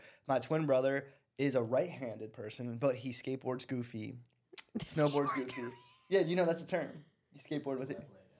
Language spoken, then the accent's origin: English; East Coast, United States; I'm from the East Coast, so we speak quick.